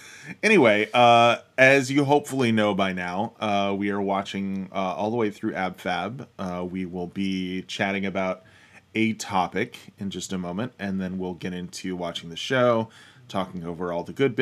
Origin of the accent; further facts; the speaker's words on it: United States; we are American nerds.